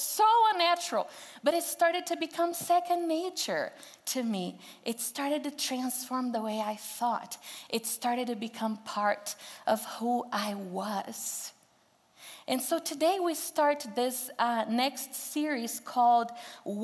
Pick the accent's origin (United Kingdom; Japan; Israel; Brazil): Brazil; English is a second language; moved away as an adult; now in Greeley, United States; I'm from Brazil, and growing up in Brazil, I was told that it was very important to learn English as a second language.